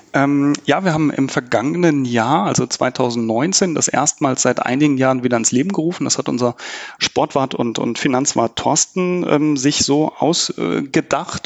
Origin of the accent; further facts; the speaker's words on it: Germany; wir Deutschen